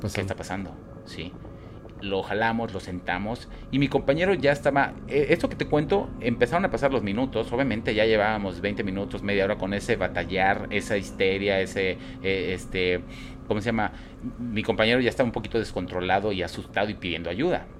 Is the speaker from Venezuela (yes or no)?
no; Guadalajara, Jalisco, Mexico; also born or lived in Cabo San Lucas; now in Mérida, Mexico; yo soy de Guadalajara, ahí viví muchos años de mi vida, ahorita vivo acá, Mérida